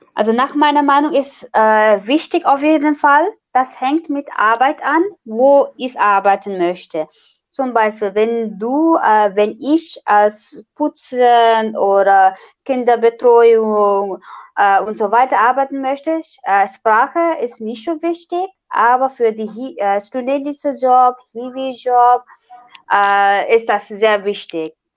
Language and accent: German; Nepal; German is a second language; now in Braunschweig, Germany; ich komme aus Nepal und studiere Erziehungswissenschaften an der TU Braunschweig